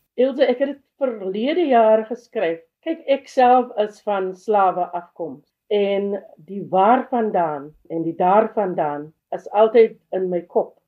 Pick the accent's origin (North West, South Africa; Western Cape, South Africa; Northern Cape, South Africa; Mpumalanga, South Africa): Western Cape, South Africa; Worcester; now in Kuils River, South Africa; ek is gebore op Poster, 73 Kaap toe gekom